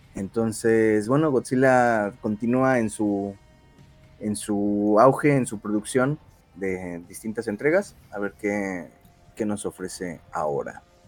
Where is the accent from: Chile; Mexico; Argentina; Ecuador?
Mexico; fallé como mexicano